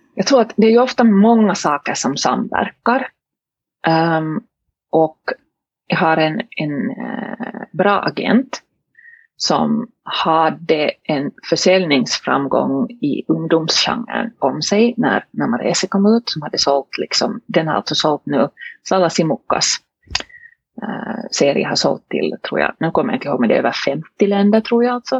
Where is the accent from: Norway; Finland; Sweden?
Finland; Helsinki, Uusimaa; first language Swedish; Jag äh, är hemma från Helsingfors i, i Finland. Äh, svenska är alltså mitt modersmål